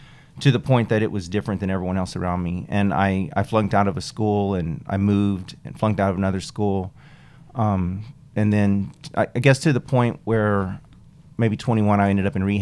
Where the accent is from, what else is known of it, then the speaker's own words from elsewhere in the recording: New Mexico, United States; So I grew up in New Mexico, just a few miles from Texas. So it's more like a West Texas culture